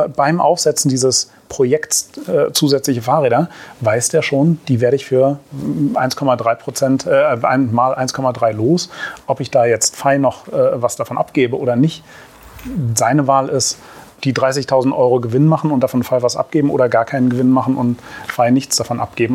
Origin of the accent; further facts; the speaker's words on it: Berlin, Germany; Ich bin zwar äh, gebürtiger Berliner